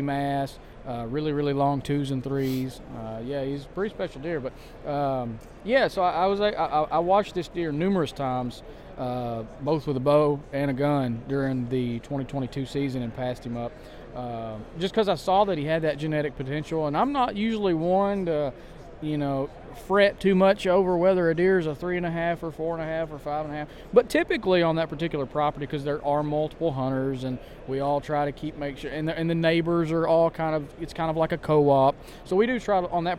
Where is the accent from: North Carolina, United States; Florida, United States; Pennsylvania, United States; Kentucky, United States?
Kentucky, United States; also born or lived in South Carolina; I'm born and raised in Kentucky